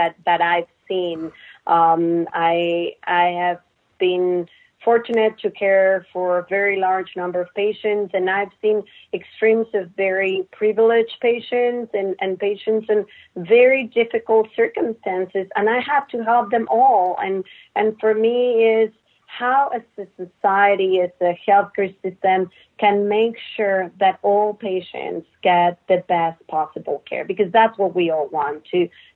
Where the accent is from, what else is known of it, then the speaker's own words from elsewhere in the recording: Mexico; moved away as an adult; also born or lived in Netherlands / St. Louis / Texas; now in United States; I was born and raised in Mexico